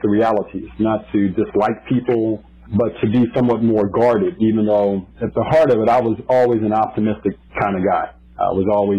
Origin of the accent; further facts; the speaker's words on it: Columbia, Maryland, United States; also born or lived in Washington, D.C.; I grew up in an area just outside of D.C. in my high school years in Columbia, Maryland.